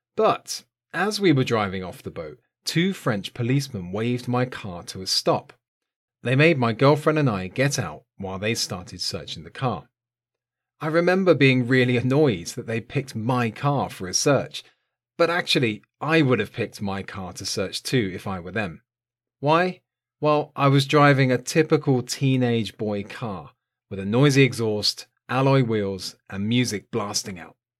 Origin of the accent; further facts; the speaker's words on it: south coast of England, United Kingdom; was living on the south coast of England, in my hometown